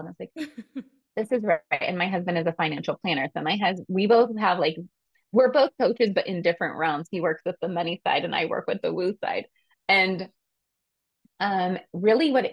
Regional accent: California, United States; I am from California

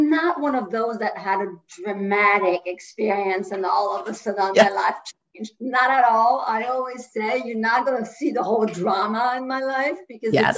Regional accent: France; first language French; English is a second language; moved away as an adult; now in United States; in my 20s, I decided to move from France to the US

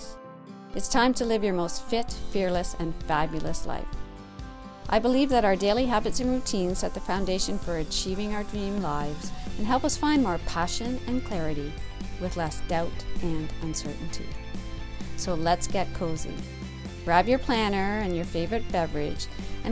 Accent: Northern Ontario, Canada; I'm a Canadian girl, Northern Ontario to be exact

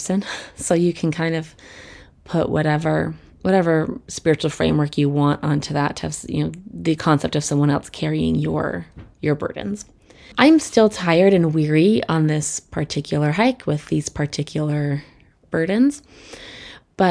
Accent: Colorado, United States; I grew up in Colorado, which is beautiful for hikers.

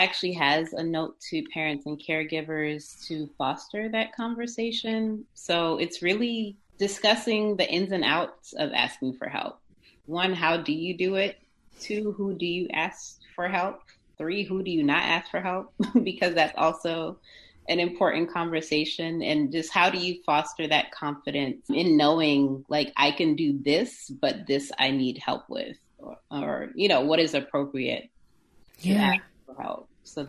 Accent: Japan; born there; also born or lived in United States / Zimbabwe / Switzerland; I was born in Japan, lived in the States for a little while, lived in Zimbabwe, which is where my family is from, lived in Switzerland for high school, part of middle school

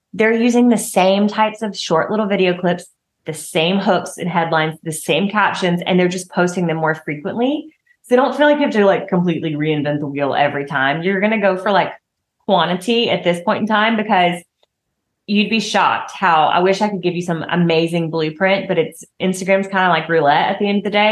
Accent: the South, Southern United States, United States; accent: southern; my southern accent

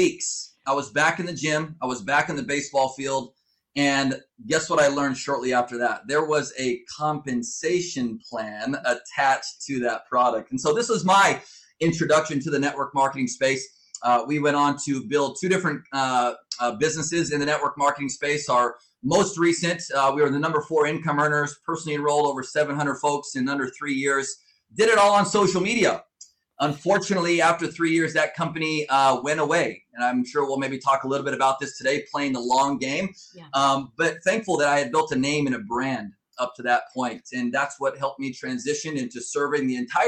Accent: Southern California, United States; moved away as an adult; now in Fort Wayne, United States; I was born and raised in Southern California

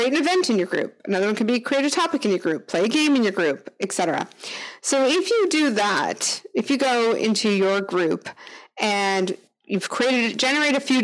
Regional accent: Canada; accent: Canadian; my Canadian accent

